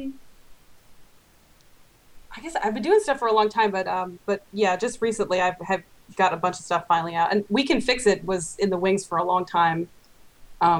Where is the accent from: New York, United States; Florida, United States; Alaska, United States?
New York, United States; Long Island; grew up on Long Island